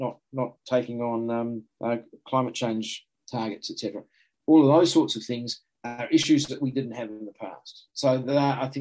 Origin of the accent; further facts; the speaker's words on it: New Zealand; I was from New Zealand